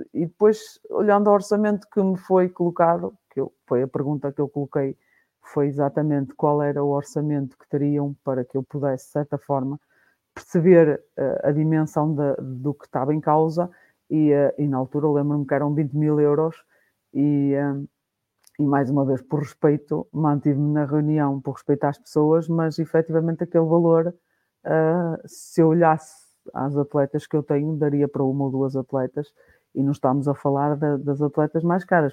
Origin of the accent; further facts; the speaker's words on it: Guimarães, Norte, Portugal; sou de Guimarães